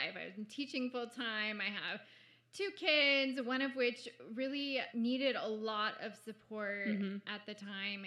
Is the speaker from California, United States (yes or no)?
yes; San Diego, California, United States; I grew up in North County, San Diego